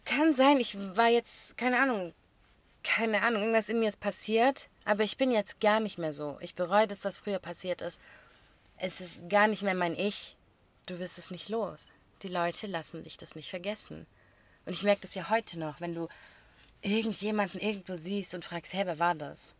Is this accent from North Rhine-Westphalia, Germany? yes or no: no; a small area near Stuttgart, Baden-Württemberg, Germany; wir kommen nicht aus Stuttgart direkt einer Großstadt, sondern aus einer kleinen Gegend und man kennt sich